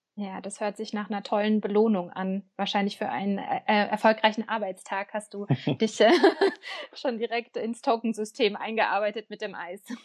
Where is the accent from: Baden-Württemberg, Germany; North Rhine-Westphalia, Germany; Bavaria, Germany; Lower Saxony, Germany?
Baden-Württemberg, Germany; Ich komme ja auch aus Bavü